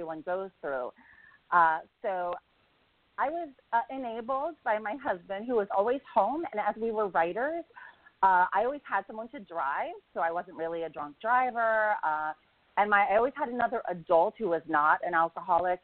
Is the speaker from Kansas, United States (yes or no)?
yes; Kansas, United States; now in Los Angeles, United States; I grew up in Kansas.